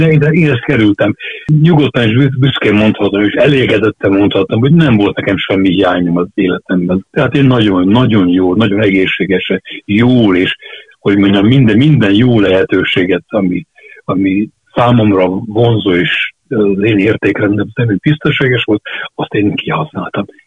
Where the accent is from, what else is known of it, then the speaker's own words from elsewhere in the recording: Budapest, Hungary; also born or lived in Csillebérc, Budapest; zuglóban nőttem fel, de hát az is város